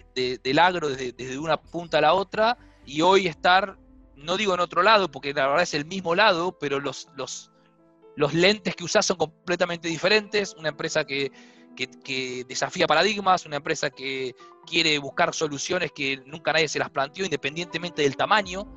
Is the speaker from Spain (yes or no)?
no; Argentina; moved away as an adult; also born or lived in Minneapolis / Brazil; soy argentino